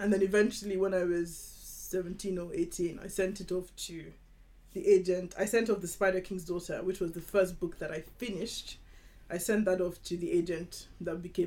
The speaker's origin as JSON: {"language": "English", "region": "Lagos", "country": "Nigeria", "tie": "born or raised there", "said": "I grew up in Nigeria. So I grew up in Lagos, Nigeria."}